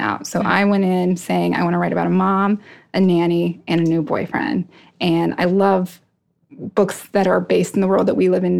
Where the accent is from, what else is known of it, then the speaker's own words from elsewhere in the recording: Tucson, Arizona, United States; also born or lived in New York City / Arkansas / Iowa; now in Philadelphia, United States; I grew up in Tucson, Arizona, which is a great place